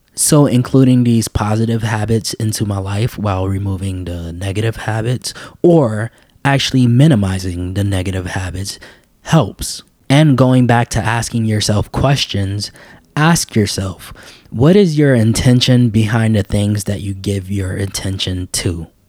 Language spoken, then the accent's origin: English; New York City, New York, United States; I was raised in New York City